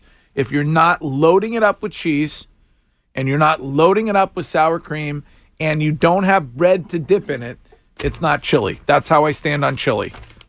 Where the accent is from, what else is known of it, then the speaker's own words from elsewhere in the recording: Stow, Massachusetts, United States; I'm from Stowe